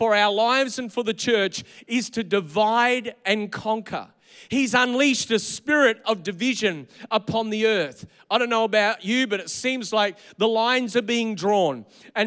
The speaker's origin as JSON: {"language": "English", "country": "Australia"}